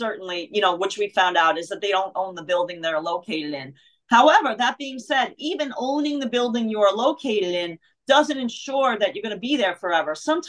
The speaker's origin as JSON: {"language": "English", "town": "Bronx", "region": "New York", "country": "United States", "tie": "born or raised there", "said": "Well, I mean, I was born in Harlem in Mount Sinai Hospital, but I grew up in the Bronx"}